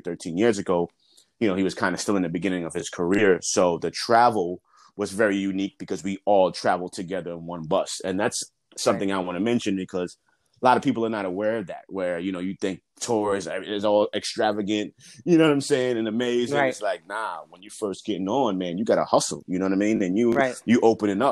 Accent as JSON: {"language": "English", "town": "New York City", "region": "New York", "country": "United States", "tie": "born or raised there", "said": "being born and raised in New York"}